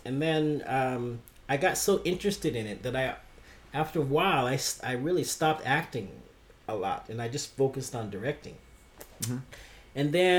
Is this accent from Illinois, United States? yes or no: no; San Diego, California, United States; now in Tokyo, Japan; I grew up in San Diego.